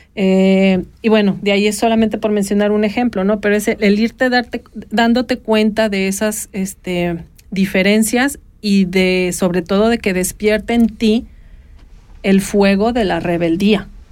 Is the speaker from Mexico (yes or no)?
yes; Guadalajara, Jalisco, Mexico; now in Switzerland; en la ciudad de Guadalajara, mi tierra natal